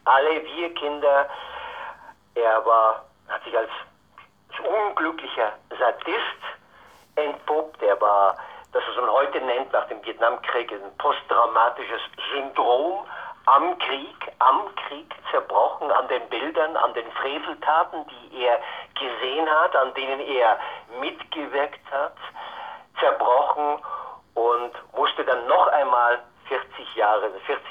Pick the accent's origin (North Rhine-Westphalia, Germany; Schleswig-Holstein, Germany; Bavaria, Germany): Bavaria, Germany; Altötting; born there; ich bin in Altötting geboren, ich bin ein Nach Nachkriegskind.